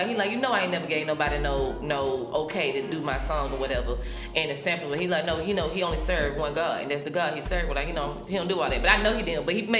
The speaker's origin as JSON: {"language": "English", "town": "Atlanta", "region": "Georgia", "country": "United States", "said": "I'm straight Atlanta, baby. Kirkwood, baby. Hood, baby. The only original house on Clifton Street, boo."}